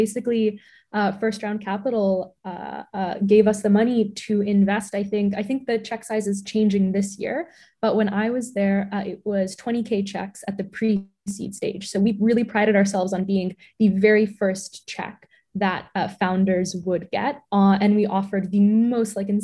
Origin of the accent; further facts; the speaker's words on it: Boston, Massachusetts, United States; also born or lived in New York City; And I was born in New York City, and then they decided to raise us in the suburbs of Boston. So, and that's where I am right now.